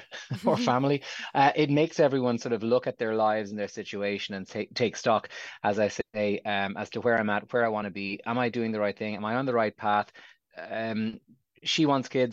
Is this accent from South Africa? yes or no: no; Ireland